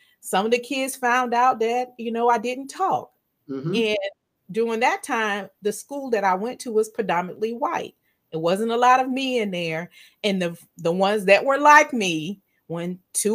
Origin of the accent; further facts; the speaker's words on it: Virginia, United States; I live in the United States. I'm from Virginia.